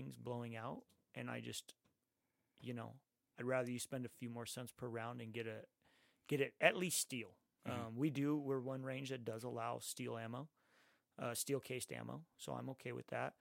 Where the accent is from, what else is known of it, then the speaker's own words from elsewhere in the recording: Santa Ana, California, United States; growing up in Santa Ana